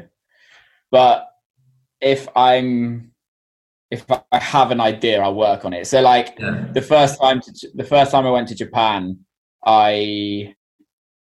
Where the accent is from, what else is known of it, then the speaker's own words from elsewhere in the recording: England, United Kingdom; I'm English